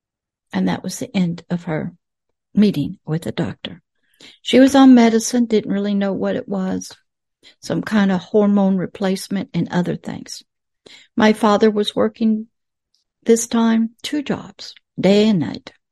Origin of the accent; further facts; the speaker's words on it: the South, United States; Most Southerners weren't like that, but I was